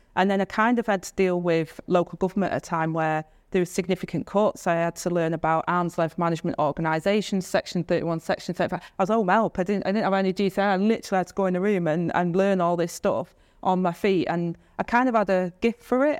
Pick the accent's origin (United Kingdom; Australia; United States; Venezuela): United Kingdom; Stockport, North West England; I grew up in Stockport on, on this council estate